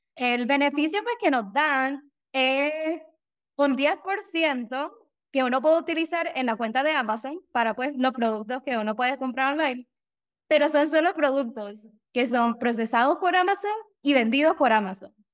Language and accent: Spanish; San Juan, Puerto Rico; moved away as an adult; now in Daytona, United States; Yo me crié en Puerto Rico, eh, por San Juan, por el área de Cupey